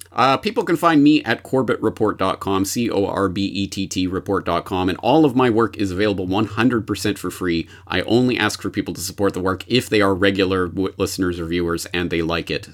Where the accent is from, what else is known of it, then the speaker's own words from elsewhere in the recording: Canada; now in Japan; I am a Canadian, uh, in Japan who is also an anarchist